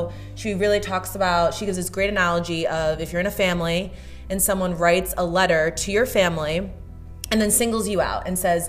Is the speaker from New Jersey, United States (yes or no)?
yes; New Jersey, United States; I am from Jersey.